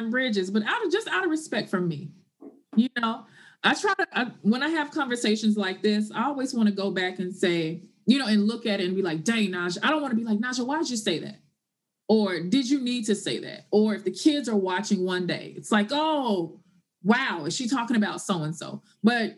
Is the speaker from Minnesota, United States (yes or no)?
no; Memphis, Tennessee, United States; moved away as an adult; also born or lived in Martin, Tennessee; now in New York City, United States; Born and raised in Tennessee, Memphis, Tennessee, to be exact